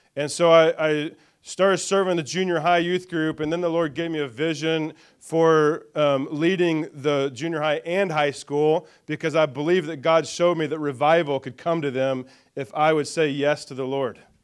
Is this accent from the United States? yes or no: yes; Greenfield, Indiana, United States; was born in Greenfield, Indiana, though, and grew up around the Greenfield and Shirley area, kind of the Hancock County, it's kind of my main growing up area.